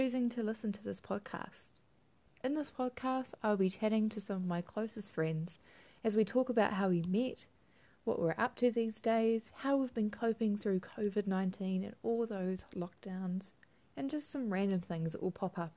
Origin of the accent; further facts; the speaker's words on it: New Zealand; also born or lived in Christchurch; I'm from Aotearoa, New Zealand.